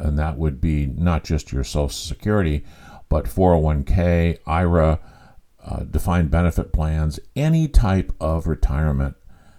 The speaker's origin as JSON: {"language": "English", "region": "California", "country": "United States", "tie": "born or raised there", "also_born_or_lived": "Mississippi Gulf Coast", "moved": "as an adult", "lives_now": "Mississippi, United States", "said": "I was born and raised in California. I would go out to the beach when I was a kid"}